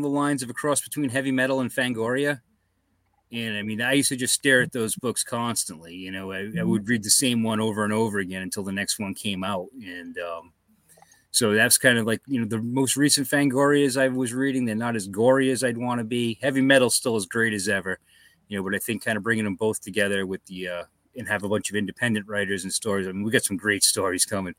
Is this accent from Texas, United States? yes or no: no; Tiverton, Rhode Island, United States; I grew up in Tiverton, Rhode Island